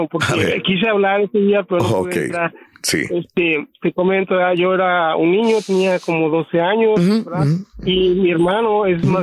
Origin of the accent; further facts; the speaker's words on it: Mexico; moved away as an adult; now in United States; yo, crecí en México